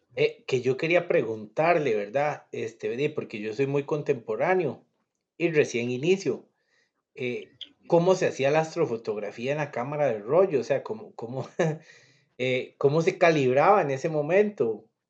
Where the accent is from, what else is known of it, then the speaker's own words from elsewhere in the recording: Cartago, Costa Rica; yo que soy de Cartago